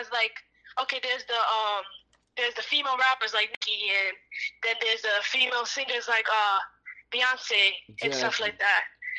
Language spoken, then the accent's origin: English; Jamaica; Definitely some curry goat oxtail. I'm Jamaican.